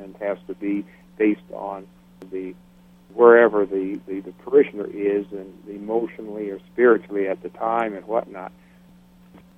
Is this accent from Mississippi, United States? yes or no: no; South Bend, Indiana, United States; I grew up in South Bend, Indiana, northern Indiana, right on the Michigan line